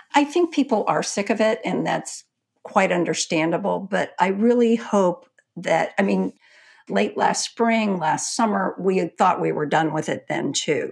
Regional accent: Texas, United States; I'm a Texan

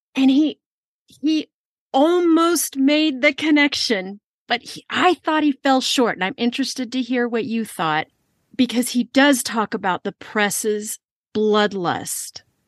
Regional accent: California, United States; I'm from California

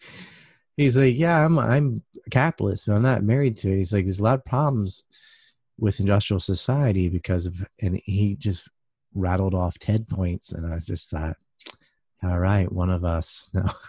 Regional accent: United States; I'm an American

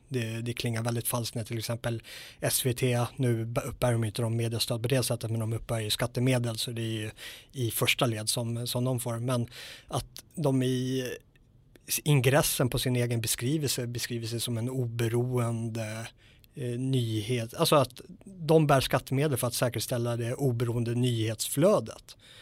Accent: Sweden; svenskar är ju extrema i, eh, i det här området att lita på våra myndigheter. Vi är väldigt auktoritetstrogna

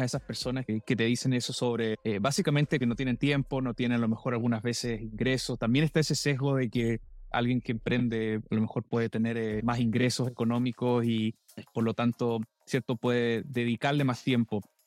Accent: Valdivia, Los Ríos, Chile; moved away; also born or lived in Canada; yo soy de Valdivia

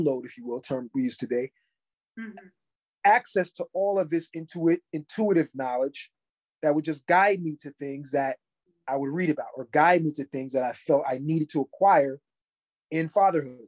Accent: Trenton, New Jersey, United States; when I was growing up in Trenton, New Jersey

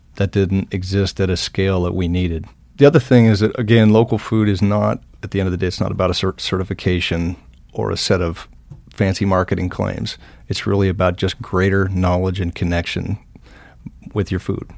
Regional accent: Helmville, Montana, United States; now in Helena, United States; I grew up in the Helmville, Blackfoot Valley

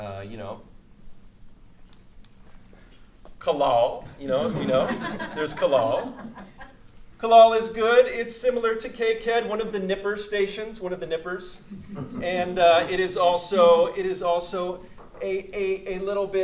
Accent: Moss Beach, California, United States; I grew up in Moss Beach by Half Moon Bay

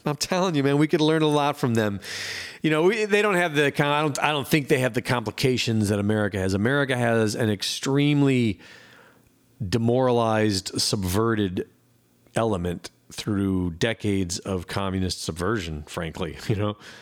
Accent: Cleveland, Ohio, United States; moved away as an adult; I grew up in Cleveland, Ohio, from, like, you know, two years old up until in my twenties

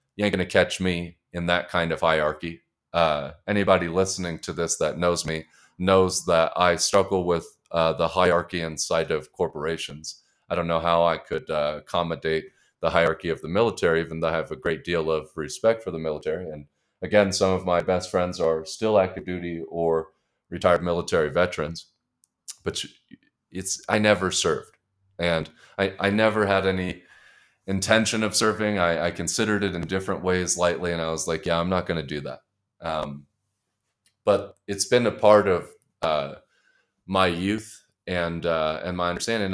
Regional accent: Colorado Springs, Colorado, United States; I grew up in Colorado Springs, Colorado

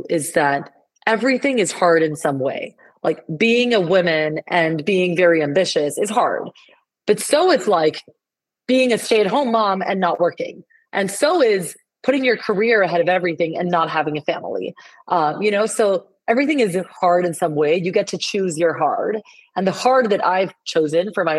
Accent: Colombia; first language Spanish; English is a second language; moved away as an adult; now in United States; I was born and raised in Colombia, South America.

